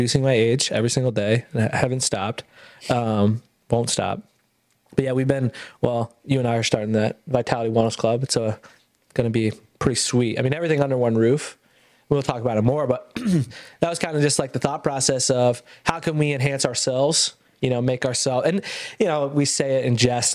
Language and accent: English; Ithaca, New York, United States; moved away; I went back to Ithaca, my hometown